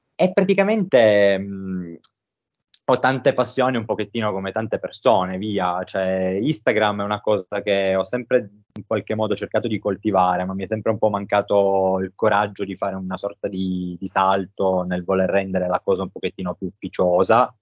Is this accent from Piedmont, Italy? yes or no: yes; Turin, Piedmont, Italy; sono di, come ho appena detto, totalmente un'altra parte d'Italia, sono di Torino